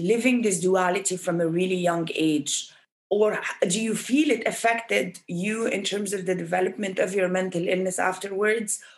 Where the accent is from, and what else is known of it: Egypt; born or raised there